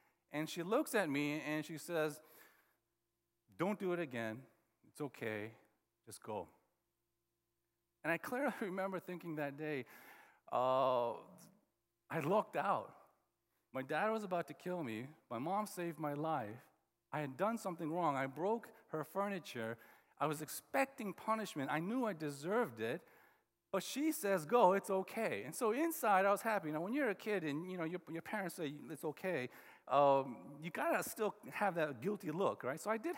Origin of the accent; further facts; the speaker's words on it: Oklahoma, United States; And growing up in Oklahoma, like, everybody wore boots, cowboy boots.